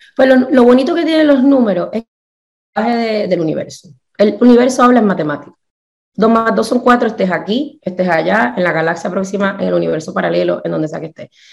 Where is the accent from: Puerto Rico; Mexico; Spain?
Puerto Rico; moved away as an adult; also born or lived in New Orleans / Pittsburgh; yo me crié en Puerto Rico